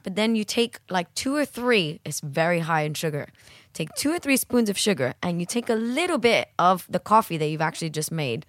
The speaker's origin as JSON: {"language": "English", "town": "Miami", "region": "Florida", "country": "United States", "tie": "born or raised there", "said": "growing up in Miami, I, I guess 'cause I grew up in a kind of holiday destination in Miami"}